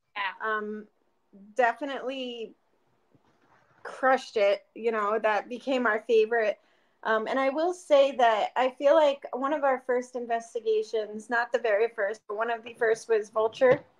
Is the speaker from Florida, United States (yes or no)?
no; Pennsylvania, United States; now in Arizona, United States; I grew up in Pennsylvania